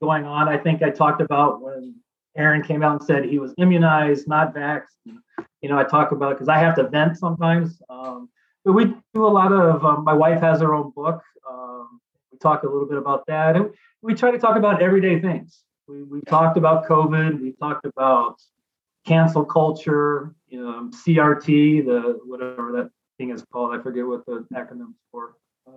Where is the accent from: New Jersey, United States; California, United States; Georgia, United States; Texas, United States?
Texas, United States; Dallas; moved away as an adult; now in Green Bay, United States; I grew up in Dallas.